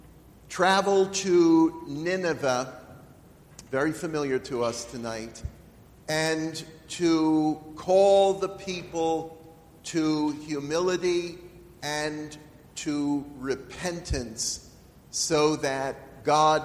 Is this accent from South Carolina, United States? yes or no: no; York, Pennsylvania, United States; I live in York.